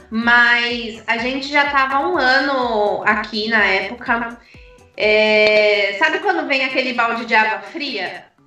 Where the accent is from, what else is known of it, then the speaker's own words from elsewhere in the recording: São Paulo, Brazil; now in Cork, Ireland; A gente queria uma mudança. A gente é, a gente é de São Paulo e obviamente não dá para comparar Dublin com São Paulo.